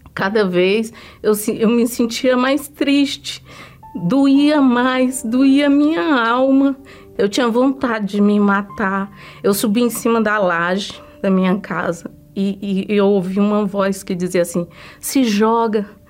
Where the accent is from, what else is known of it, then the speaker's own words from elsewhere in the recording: Ceará, Brazil; moved away; eu vim do estado do Ceará. Eu cresci lá